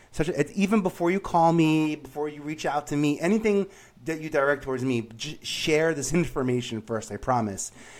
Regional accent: New York City, New York, United States; moved away; I grew up in Staten Island

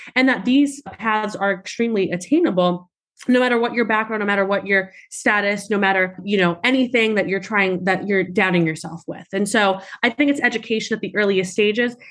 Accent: New York City, New York, United States; I grew up in Staten Island, New York.

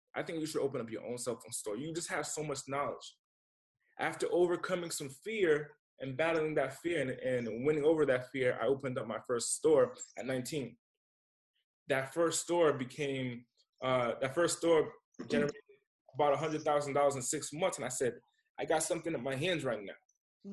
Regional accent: Rhode Island, United States; now in California, United States; Rhode Island's my hometown.

